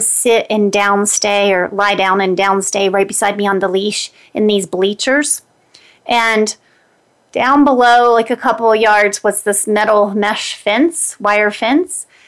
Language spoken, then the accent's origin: English; Greenbrier County, West Virginia, United States; now in Denver, United States; that's my hometown. I live in Denver, Colorado now, but I grew up in Greenbrier County, West Virginia